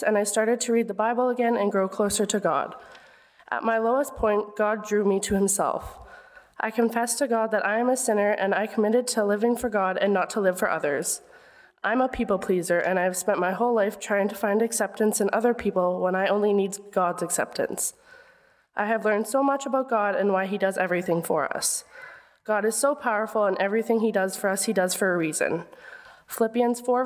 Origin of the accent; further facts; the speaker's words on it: Winkler, Manitoba, Canada; I grew up in Winkler